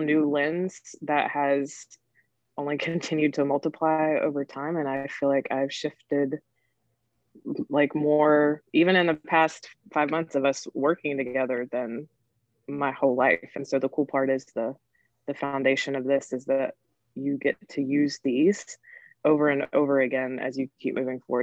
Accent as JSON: {"language": "English", "region": "North Carolina", "country": "United States", "said": "I'm originally from North Carolina. And I was raised by my grandmother"}